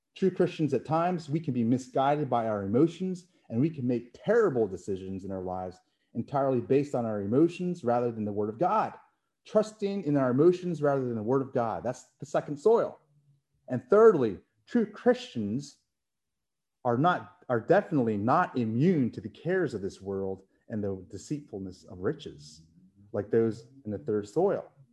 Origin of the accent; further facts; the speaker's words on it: Philippines; I'm Filipino